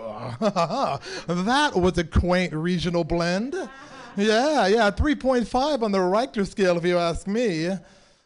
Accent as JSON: {"language": "English", "town": "San Francisco", "region": "California", "country": "United States", "tie": "born or raised there", "said": "born and raised in San Francisco."}